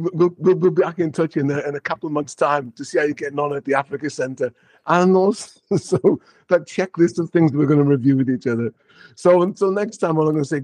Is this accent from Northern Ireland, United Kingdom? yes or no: no; Liverpool, North West England, United Kingdom; my hometown, Liverpool